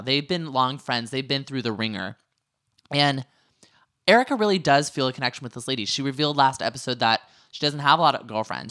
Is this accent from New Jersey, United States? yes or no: no; Northern California, United States; I just told people I was from California